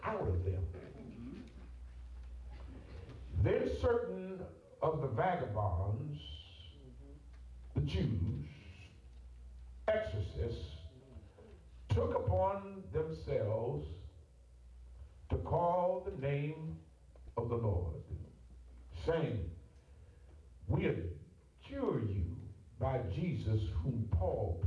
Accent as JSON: {"language": "English", "region": "Ohio", "country": "United States", "also_born_or_lived": "Atlanta", "said": "I'm from Ohio"}